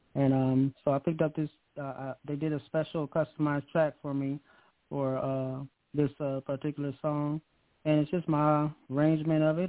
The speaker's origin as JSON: {"language": "English", "town": "Akron", "region": "Ohio", "country": "United States", "tie": "born or raised there", "said": "I'm from Akron, Ohio. Akron, Ohio. Yeah, born and raised."}